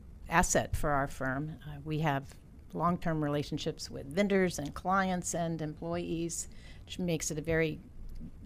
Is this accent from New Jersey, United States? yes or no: no; Arlington, Virginia, United States; I grew up right here in Arlington, Virginia.